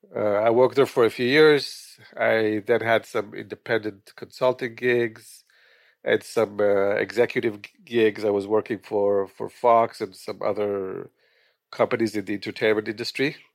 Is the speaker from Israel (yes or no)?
yes; Israel; moved away as an adult; also born or lived in Quito, Ecuador / Los Angeles, California / Northern New Jersey; now in New Jersey, United States; I was born in Israel